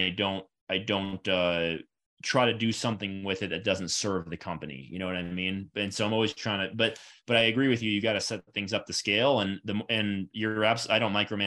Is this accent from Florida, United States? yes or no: yes; Florida, United States; I'm from Florida